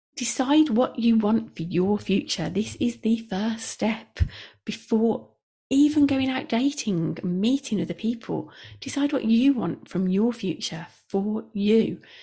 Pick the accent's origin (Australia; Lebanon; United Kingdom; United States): United Kingdom; Midlands; we are both from the Midlands